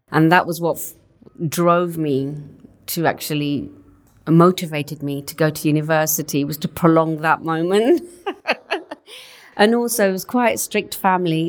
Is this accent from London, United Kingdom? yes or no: yes; Southall, London, United Kingdom; first language Punjabi; English is a second language; In West, just outside West London, in a small town called Southall.